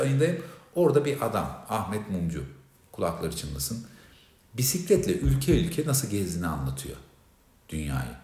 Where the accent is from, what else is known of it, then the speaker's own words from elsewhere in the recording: Turkey; ben Türk'üm